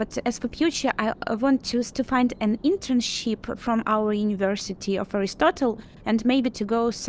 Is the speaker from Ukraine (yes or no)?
yes; Ukraine; moved away as an adult; now in Thessaloniki, Greece; I will be able to come back to my home country, to Ukraine, to safe place and independent.